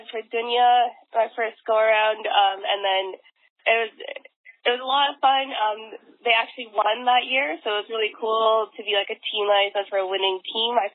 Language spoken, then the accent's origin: English; Vancouver, British Columbia, Canada; moved away as an adult; now in Washington, DC, United States; I'm currently in Vancouver right now. Uh, like just for the, uh, the audience, I'm I'm from Vancouver, but I live in DC.